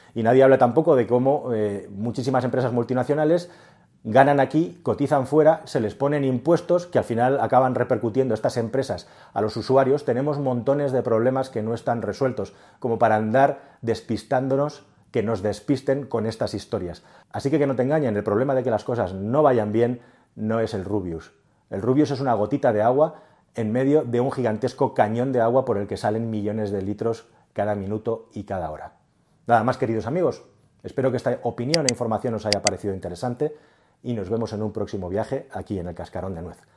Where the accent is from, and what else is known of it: Spain